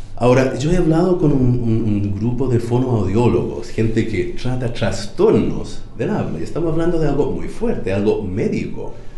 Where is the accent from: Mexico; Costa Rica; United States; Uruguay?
United States; Spanish is a second language; now in Chile